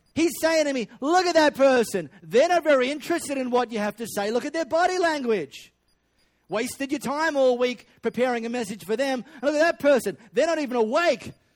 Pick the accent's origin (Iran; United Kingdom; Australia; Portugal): Australia; Perth, Western Australia; I grew up in High Wycombe. Uh, I went to high school in Les Murdy